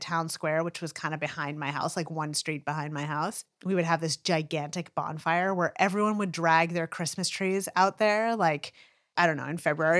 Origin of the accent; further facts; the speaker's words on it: Franconia, New Hampshire, United States; Where I grew up in Franconia, it was like, Halloween was such a trip.